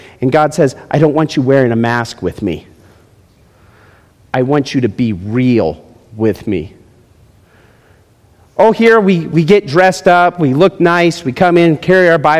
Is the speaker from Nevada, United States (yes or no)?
yes; Las Vegas, Nevada, United States; also born or lived in Florida; where are you from? Las Vegas